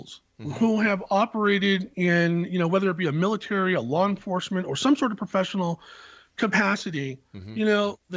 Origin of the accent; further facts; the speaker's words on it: Silicon Valley, California, United States; I was born in the Silicon Valley